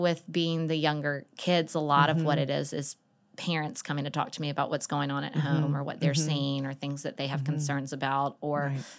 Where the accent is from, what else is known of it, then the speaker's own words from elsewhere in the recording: Atlanta, Georgia, United States; Well, I grew up in Atlanta and knew from the get-go that I wanted to be a school counselor.